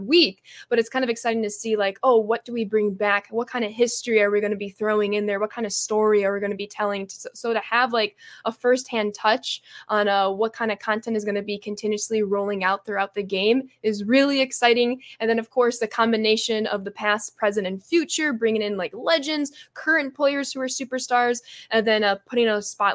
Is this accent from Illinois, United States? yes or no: yes; Chicago, Illinois, United States